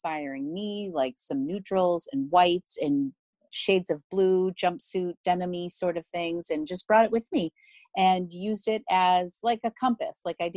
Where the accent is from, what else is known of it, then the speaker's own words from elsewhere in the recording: Northeast, United States; we're from the Northeast.